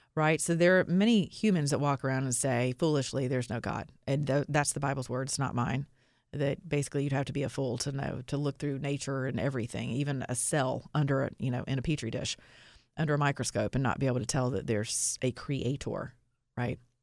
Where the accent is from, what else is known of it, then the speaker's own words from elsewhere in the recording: the South, United States; I'm from the South